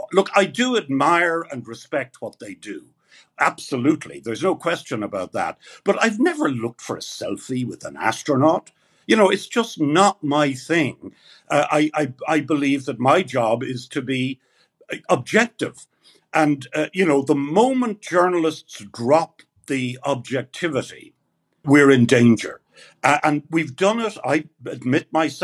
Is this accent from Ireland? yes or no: yes; Ireland; I was a kid from Ireland